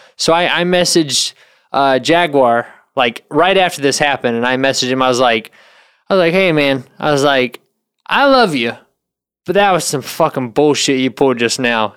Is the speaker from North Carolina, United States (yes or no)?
yes; North Carolina, United States; moved away; I'm from North Carolina.